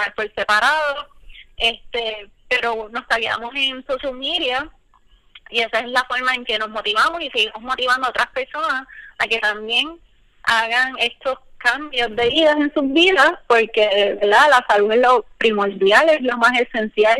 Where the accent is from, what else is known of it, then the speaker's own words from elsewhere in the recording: Puerto Rico; now in United States; todas nosotras somos profesionales y somos boricuas y estamos en diferentes partes de Estados Unidos